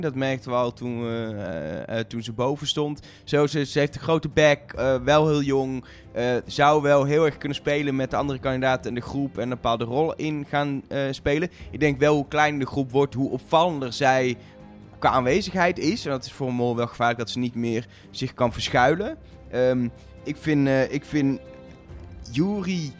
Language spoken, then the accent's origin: Dutch; Netherlands; wij zijn zelf Nederlanders